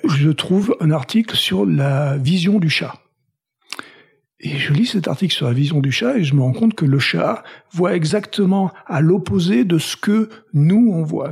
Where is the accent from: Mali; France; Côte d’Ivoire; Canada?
France; Toulouse, Occitania; moved away as an adult; also born or lived in Paris / Boston; now in United States; je viens de Toulouse, donc je suis toulousain. J'ai vécu première partie de ma vie là-bas